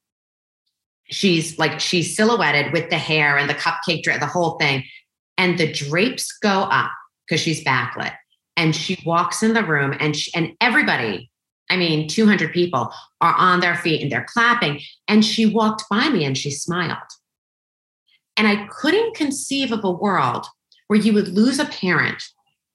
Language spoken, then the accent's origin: English; New York, United States; I'm Italian, I'm from New York